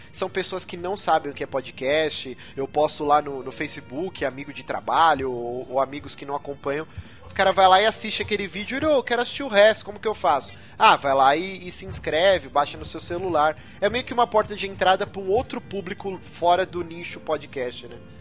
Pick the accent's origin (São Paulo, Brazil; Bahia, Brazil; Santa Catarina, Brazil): São Paulo, Brazil; Eu morei a minha vida inteira na Moca